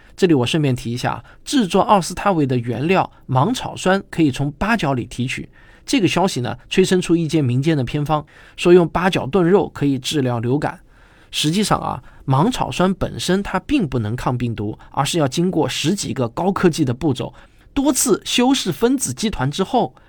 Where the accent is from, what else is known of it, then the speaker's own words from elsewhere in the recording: Shanghai, China; 我作为一个上海人，经历了曾经上海两个月的封城